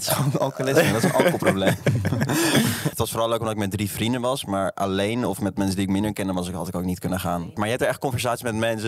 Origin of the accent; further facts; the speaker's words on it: Arnhem, Gelderland, Netherlands; ik kom uit Arnhem. Dat is wel echt ver boven de Maas